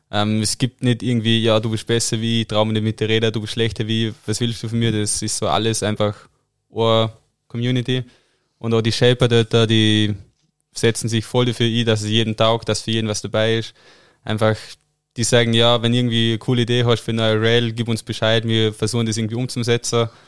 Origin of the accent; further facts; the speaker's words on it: Dornbirn, Vorarlberg, Austria; Hm, also der Hausberg ist Bödele, das ist so ein kleiner Berg mit zwei Lifter